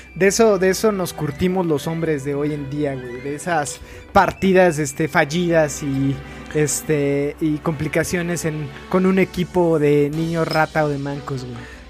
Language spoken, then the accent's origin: Spanish; Mexico; como mexicanos